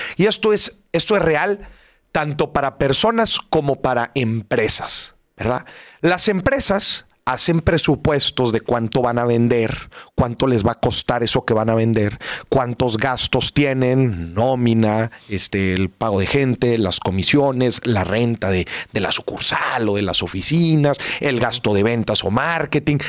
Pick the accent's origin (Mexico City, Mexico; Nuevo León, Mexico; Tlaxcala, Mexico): Nuevo León, Mexico; Monterrey; ¿Cómo somos los regios?